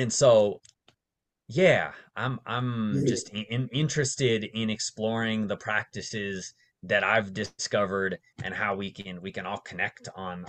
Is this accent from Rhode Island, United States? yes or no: no; Las Vegas, Nevada, United States; moved away as an adult; also born or lived in San Francisco Bay Area; I grew up mostly in Las Vegas